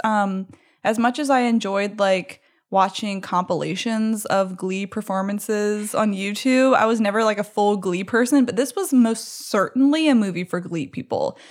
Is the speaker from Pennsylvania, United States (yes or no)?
no; Baton Rouge, Louisiana, United States; also born or lived in New Orleans; This was filmed in my hometown, actually, at L S U.